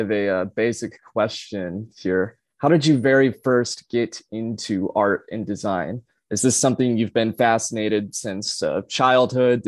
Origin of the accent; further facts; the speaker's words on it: Charlotte, Michigan, United States; also born or lived in Boise, Idaho / California; now in Lansing, United States; I grew up in Charlotte, since lived in Lansing past 7 or 8 years